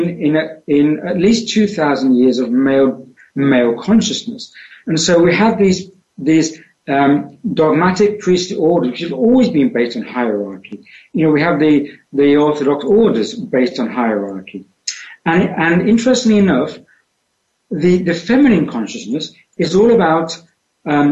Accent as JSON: {"language": "English", "country": "United Kingdom", "tie": "born or raised there", "accent": "British", "moved": "yes", "said": "I was born in the center of the UK"}